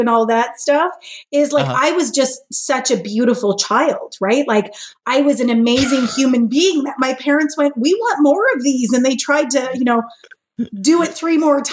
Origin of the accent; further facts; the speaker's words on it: Hamilton, Ontario, Canada; moved away as an adult; now in St. Catharines, Canada; I was born and raised in Hamilton.